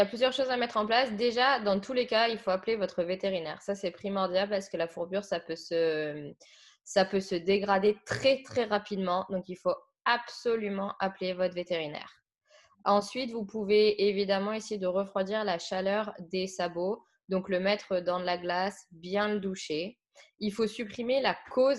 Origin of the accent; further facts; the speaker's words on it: Saône-et-Loire, Bourgogne-Franche-Comté, France; moved away; à la base, je viens de Saône-et-Loire